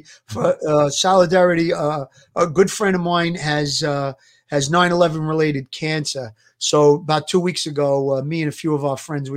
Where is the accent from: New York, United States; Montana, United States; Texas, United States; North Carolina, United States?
New York, United States; New York City; growing up in New York and in Brooklyn in the streets